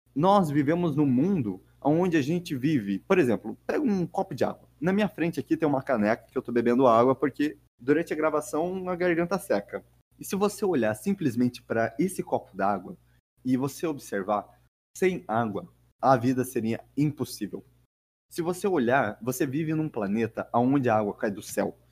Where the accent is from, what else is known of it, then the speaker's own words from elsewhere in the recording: Curitiba, Paraná, Brazil; eu sou de Curitiba